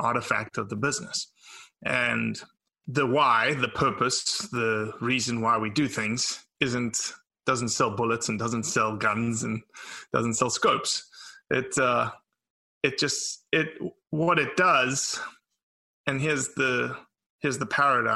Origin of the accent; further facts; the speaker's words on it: South Africa; now in Mississippi, United States; born and raised in South Africa